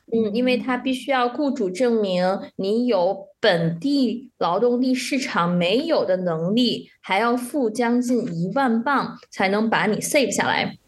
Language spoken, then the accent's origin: Chinese; China; moved away; also born or lived in Shanghai / Netherlands / Germany; 我当时在上海的时候